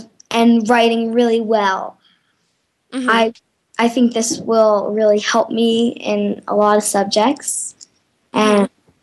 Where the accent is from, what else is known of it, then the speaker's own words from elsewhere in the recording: Santa Fe, New Mexico, United States; Well, I am 10 years old. I'm from Santa Fe, New Mexico.